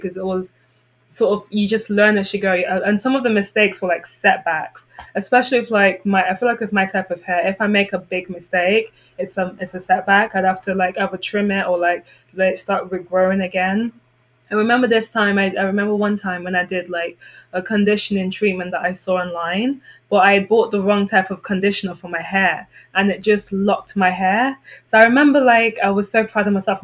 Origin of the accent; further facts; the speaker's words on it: London, United Kingdom; moved away as an adult; growing up in London where there's so much diversity